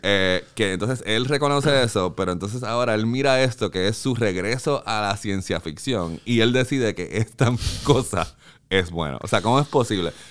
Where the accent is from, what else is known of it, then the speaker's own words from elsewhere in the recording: Carolina, Puerto Rico; moved away as an adult; also born or lived in West Covina, California; Yo soy de Carolina, de Jandir, de Country Club